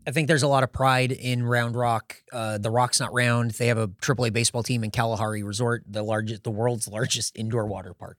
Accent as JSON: {"language": "English", "town": "San Diego", "region": "California", "country": "United States", "tie": "born or raised there", "moved": "yes", "lives_now": "Austin, United States", "said": "growing up in San Diego, the city of San Diego is coastal"}